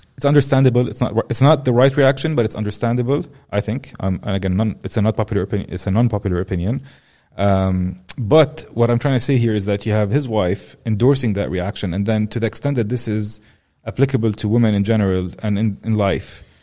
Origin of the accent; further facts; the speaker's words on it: Amman, Amman Governorate, Jordan; I grew up in Amman